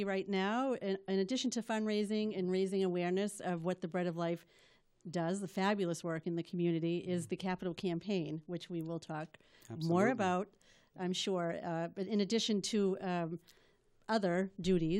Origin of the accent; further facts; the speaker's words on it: Malden, Massachusetts, United States; now in Melrose, United States; My roots are here. I was born in Malden. I live in Melrose now